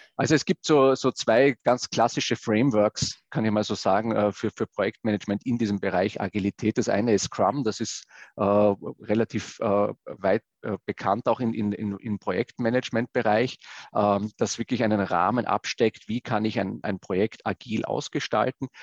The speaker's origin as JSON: {"language": "German", "region": "Vienna", "country": "Austria", "tie": "born or raised there", "moved": "yes", "said": "ich komme äh, ursprünglich mal aus Wien, da bin ich auch groß geworden"}